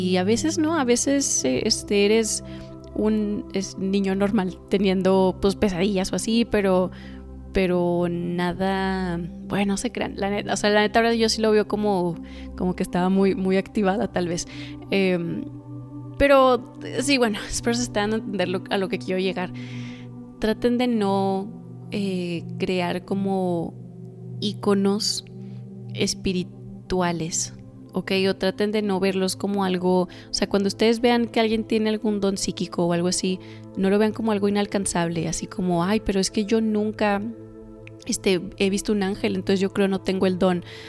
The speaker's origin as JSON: {"language": "Spanish", "town": "Torreón", "region": "Coahuila", "country": "Mexico", "tie": "born or raised there", "also_born_or_lived": "United States", "said": "yo soy de México, nací en Estados Unidos, pero soy, este, crecí en México. Soy mexicana, padres mexicanos. Vivo en el norte de México, en una ciudad que se llama Torreón."}